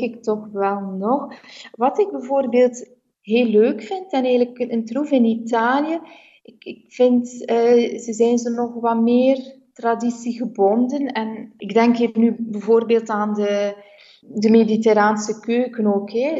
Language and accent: Dutch; Bruges, Flanders, Belgium; moved away as an adult; also born or lived in Brussels / Leuven; now in Italy; ik ben in Brugge geboren en opgegroeid